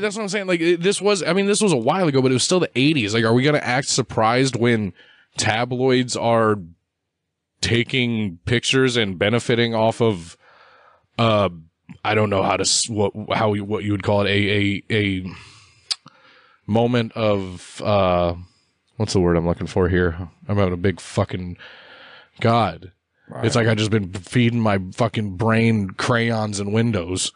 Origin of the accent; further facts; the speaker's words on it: United States; I'm American